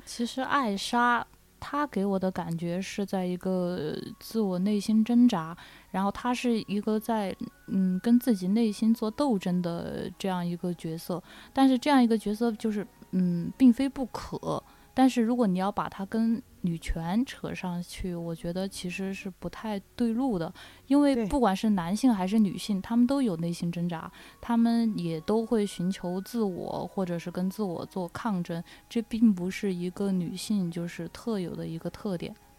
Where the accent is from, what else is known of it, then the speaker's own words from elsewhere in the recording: China; 我们中国人